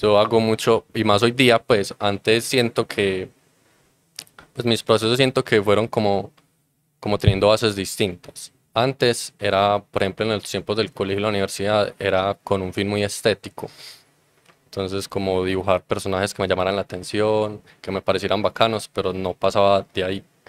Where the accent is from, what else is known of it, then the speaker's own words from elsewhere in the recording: Copacabana, Antioquia, Colombia; yo soy de Copacabana